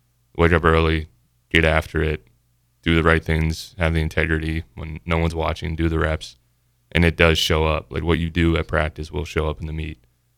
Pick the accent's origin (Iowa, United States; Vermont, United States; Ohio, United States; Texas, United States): Ohio, United States; Columbus; From Ohio. Columbus, Ohio.